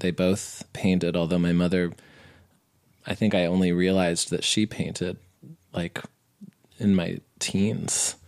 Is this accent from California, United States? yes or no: no; New Mexico, United States; I grew up in New Mexico.